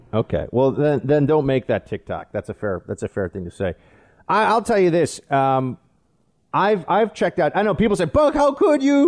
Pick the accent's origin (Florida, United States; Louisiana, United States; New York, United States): New York, United States; it's my home state.